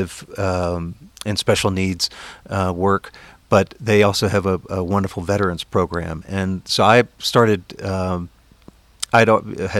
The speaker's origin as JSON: {"language": "English", "region": "East Coast", "country": "United States", "tie": "born or raised there", "also_born_or_lived": "North Carolina", "said": "I grew up on the East Coast. I was always an East Coast person."}